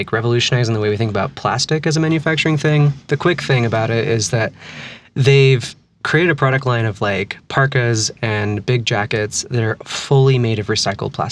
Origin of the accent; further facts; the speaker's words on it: California, United States; moved away as an adult; now in Salt Lake City, United States; I'm from California originally. I've lived here about almost 4 years.